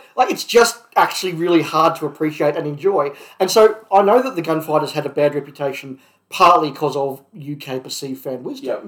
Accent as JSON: {"language": "English", "country": "Australia", "tie": "born or raised there", "said": "growing up in Australia"}